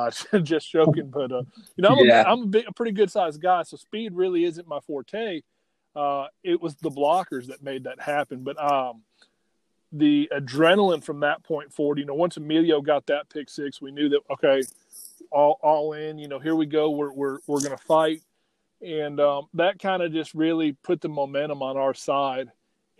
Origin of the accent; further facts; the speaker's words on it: Alabama, United States; Well, I'm from Alabama, went to high school in Alabama